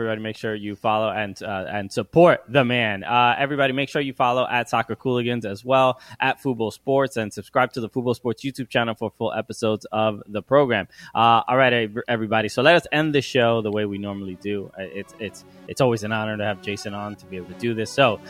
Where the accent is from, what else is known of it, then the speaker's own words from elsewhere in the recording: New York City, New York, United States; I grew up in Brooklyn, New York.